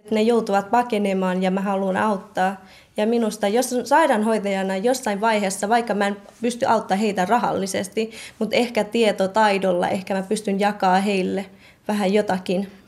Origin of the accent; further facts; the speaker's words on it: Kotka, Kymenlaakso, Finland; also born or lived in Thailand; olen Kotkasta ja olen 23-vuotias sairaanhoitaja-opiskelija.